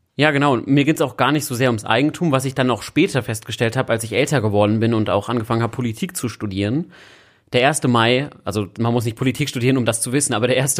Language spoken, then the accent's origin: German; Berlin, Germany; Als Berliner Junge bin ich ja in Kreuzberg aufgewachsen